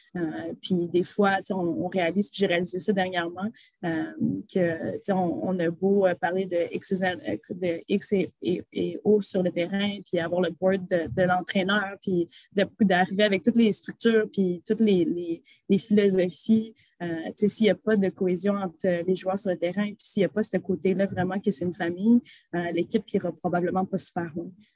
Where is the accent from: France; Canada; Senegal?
Canada; Gatineau, Quebec; also born or lived in Dubai; née à Gatineau, j'ai grandi à Gatineau